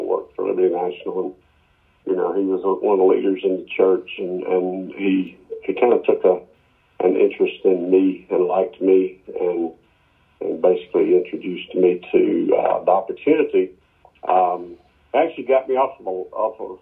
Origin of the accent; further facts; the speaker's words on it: Muscle Shoals, Alabama, United States; So I grew up in Muscle Shoals, Florence, Quad Cities of North Alabama